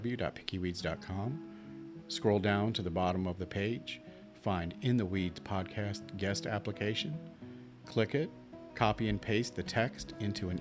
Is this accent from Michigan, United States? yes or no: yes; Michigan, United States; moved away as an adult; also born or lived in Flint, Michigan / Detroit, Michigan; now in Northeast Pennsylvania, United States; I grew up in Michigan before that, of course, rural Michigan, very rural